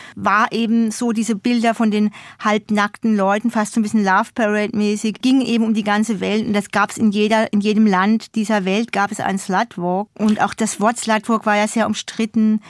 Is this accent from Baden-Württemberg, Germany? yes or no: no; Odenwald, Hesse, Germany; also born or lived in Hamburg; now in Berlin, Germany; ich durfte da sozusagen zurück in meine Heimat fahren, um meinen Zungenschlag zu verbessern. Back to Odenwald